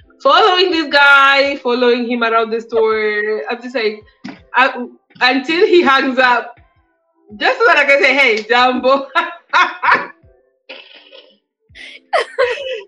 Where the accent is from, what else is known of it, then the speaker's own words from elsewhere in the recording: Kenya; moved away as an adult; now in United States; as a Kenyan woman living in the States